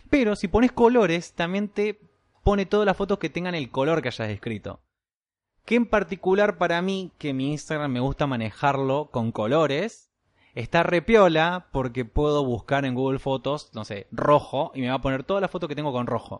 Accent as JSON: {"language": "Spanish", "country": "Argentina", "said": "soy argentino y el gaucho corre por mis venas"}